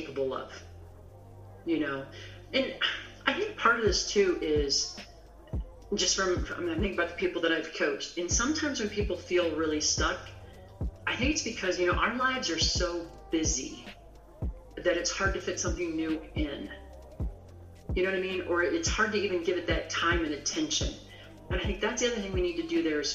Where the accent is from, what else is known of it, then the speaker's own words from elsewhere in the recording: Midwest, United States; now in Rocky Mountains, United States; I grew up in the Midwest, which is really flat.